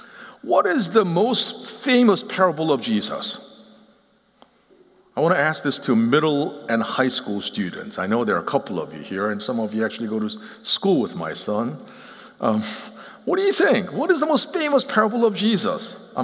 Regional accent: Seoul, South Korea; also born or lived in Philadelphia, United States; now in Nashville, United States; I grew up in partly in Seoul, Korea, and partly in Philadelphia, and until we moved to Nashville, Tennessee in 2006, racial realities, it was part of my identity

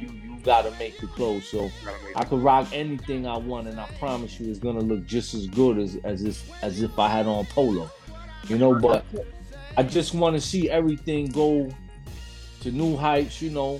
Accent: Miami, Florida, United States; I came from Florida as well, man. I came from Miami too.

